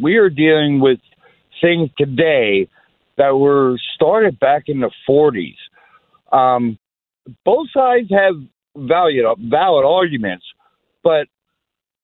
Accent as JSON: {"language": "English", "region": "Pennsylvania", "country": "United States", "said": "I'm from Pennsylvania"}